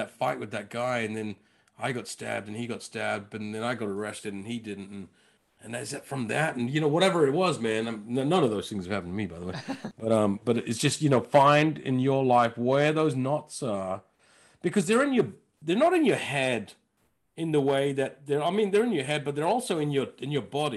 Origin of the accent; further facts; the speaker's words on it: London, United Kingdom; I was from Northwest London.